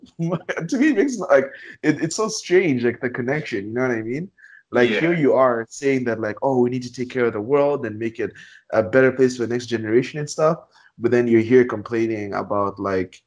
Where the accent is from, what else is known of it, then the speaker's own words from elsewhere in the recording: Zambia; now in Canada; growing up in Zambia